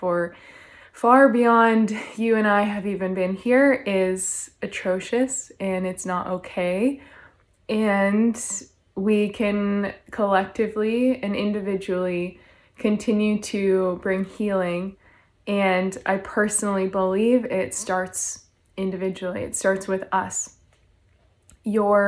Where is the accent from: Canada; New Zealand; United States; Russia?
Canada; I'm from Canada